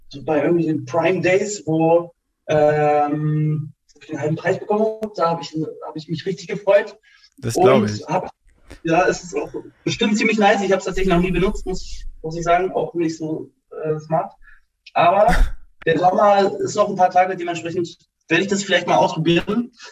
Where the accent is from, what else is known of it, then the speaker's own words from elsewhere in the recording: Berlin, Germany; ich bin geboren in Zehlendorf, aber hm, schon mit acht Monaten halt nach Spandau gezogen, damals mit meiner Family.